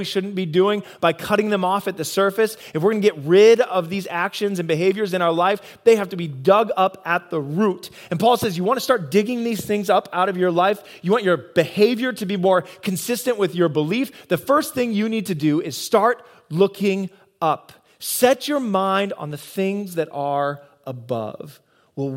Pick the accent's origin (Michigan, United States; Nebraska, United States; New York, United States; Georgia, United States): Nebraska, United States; moved away as an adult; also born or lived in Iowa; I'm born and bred in Nebraska